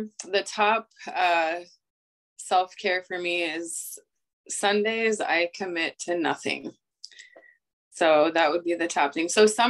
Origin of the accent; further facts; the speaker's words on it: Oelwein, Iowa, United States; now in Cedar Rapids, United States; Owine, Iowa.